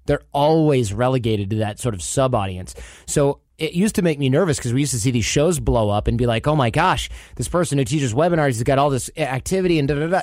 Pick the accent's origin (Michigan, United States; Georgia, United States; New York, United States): Michigan, United States; I grew up in Michigan